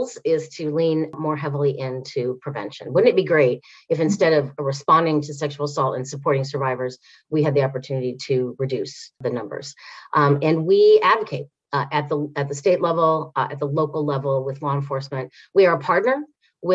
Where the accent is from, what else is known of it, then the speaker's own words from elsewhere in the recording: Bloomington, Indiana, United States; also born or lived in Washington, D.C.; now in Indianapolis, United States; I grew up in Bloomington